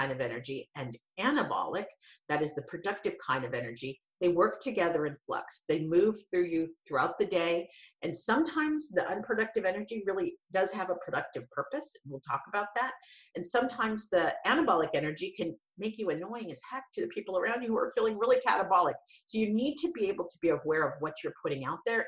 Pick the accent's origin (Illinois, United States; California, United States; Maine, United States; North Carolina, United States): California, United States; Santa Cruz; I'm from Santa Cruz